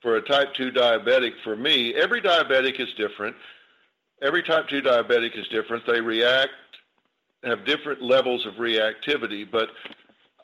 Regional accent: the South, United States; I grew up in the South

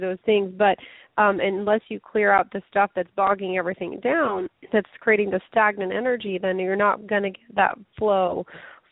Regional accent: Lafayette, Colorado, United States; moved away as an adult; also born or lived in China; my street in Lafayette, Colorado, which is my hometown

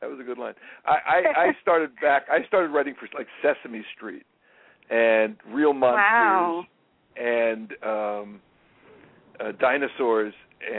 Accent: New York, United States; I'm so old that I'm Jewish and from New York

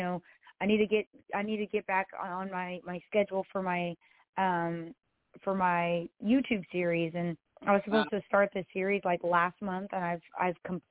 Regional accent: Texas, United States; I'm a artist from Texas

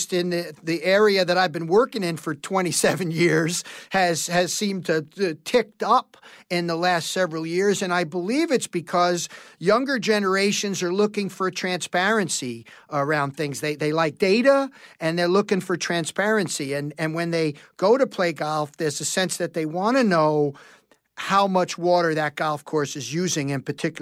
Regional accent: New York City, New York, United States; a kid growing up in New York City

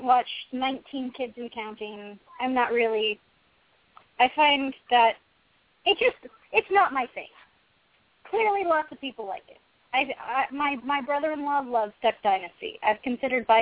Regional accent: Pacific Northwest, United States; I'm also from the Pacific Northwest.

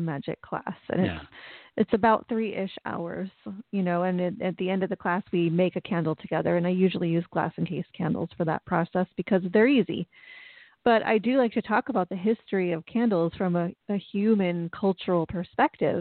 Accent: United States; speaking as an American

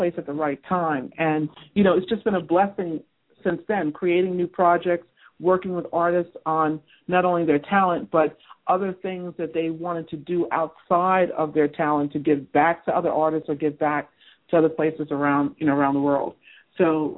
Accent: New York City, New York, United States; also born or lived in Bronx; my background is I grew up in Manhattan, okay? And I grew up also like in the Bronx on the borderline of Westchester

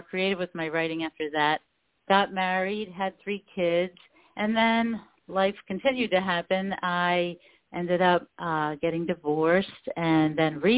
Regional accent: Baltimore, Maryland, United States; also born or lived in Cecil County, Maryland; I was born and raised in Baltimore.

